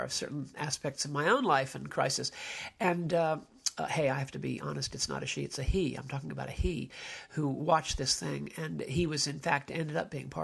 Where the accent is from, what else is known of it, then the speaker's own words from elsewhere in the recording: United States; as an American